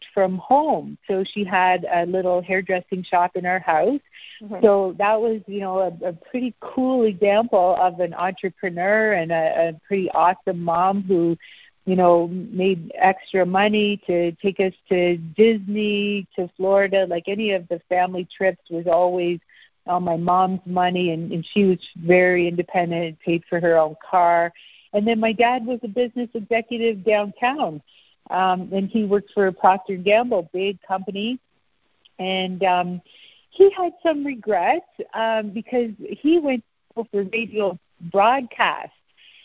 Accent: Peel region, Ontario, Canada; also born or lived in Ottawa / London, Ontario; I was born in Ottawa, and then my family lived in London, Ontario for a few years. And then by the time I was in the Peel region. So living out in the country, kind of between Milton, Georgetown, Brampton

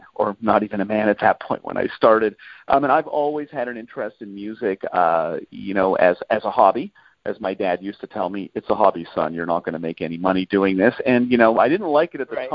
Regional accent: Canada; as a Canadian

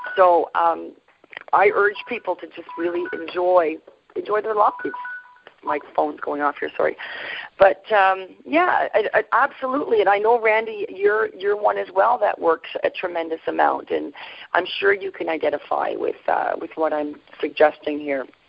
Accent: Sudbury, Ontario, Canada; I was raised in Northern Ontario uh, specifically, I was raised in Sudbury

